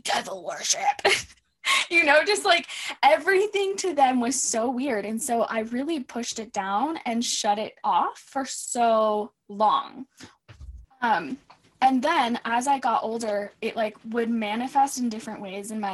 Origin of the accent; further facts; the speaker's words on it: United States; also born or lived in Mexico; I was brought to the States as a baby. So I've been here my whole life